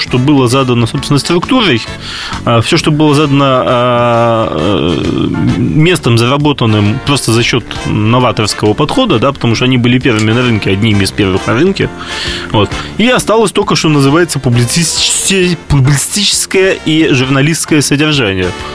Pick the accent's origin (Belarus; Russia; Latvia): Latvia; Riga; moved away; ко мне на малую родину в город Ригу, столицу Латвии